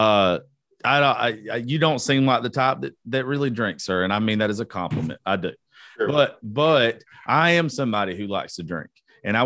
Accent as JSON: {"language": "English", "region": "Georgia", "country": "United States", "said": "I'm from Georgia"}